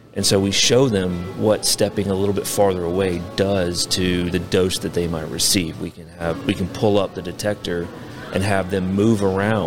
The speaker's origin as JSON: {"language": "English", "region": "South Carolina", "country": "United States", "tie": "born or raised there", "moved": "as an adult", "lives_now": "Oak Ridge, United States", "said": "I grew up in South Carolina"}